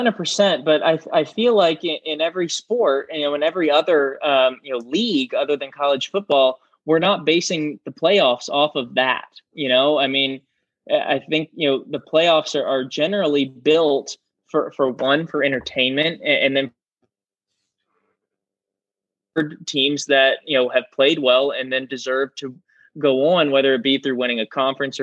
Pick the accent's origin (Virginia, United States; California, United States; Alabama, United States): Virginia, United States; because I went to camp there every year growing up in Virginia